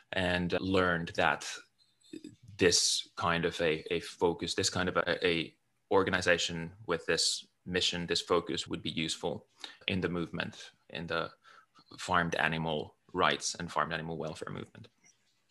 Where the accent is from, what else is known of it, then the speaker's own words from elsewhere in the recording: Finland; moved away as an adult; also born or lived in United Kingdom / United States; now in California, United States; I'm originally from Finland. I grew up in a small